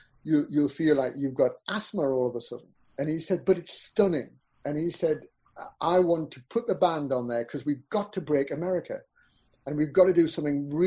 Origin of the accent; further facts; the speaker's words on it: Peterlee, North East England, United Kingdom; also born or lived in Newcastle; I grew up in Peterlee